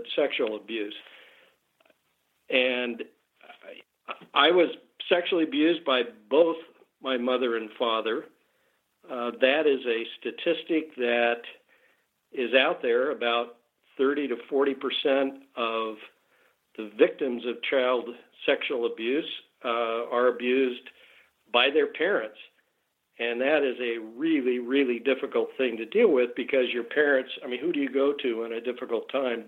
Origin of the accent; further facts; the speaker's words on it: Salt Lake City, Utah, United States; moved away as an adult; also born or lived in Los Angeles; I was born and raised in Salt Lake.